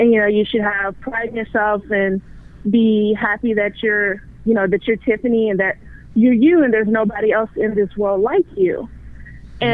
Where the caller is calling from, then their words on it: Texas, United States; I'm calling from Texas.